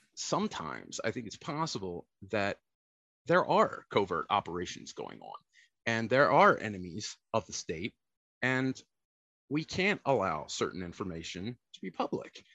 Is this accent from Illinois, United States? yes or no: no; Baltimore, Maryland, United States; also born or lived in New Oxford, Pennsylvania; I hail from the land of Baltimore. That's where I was born. I was born in Baltimore City. Uh, bounced back and forth between uh, my parents got divorced when I was nine my mother moved to South Central Pennsylvania to New Oxford. So I bounced back and forth between the city and the country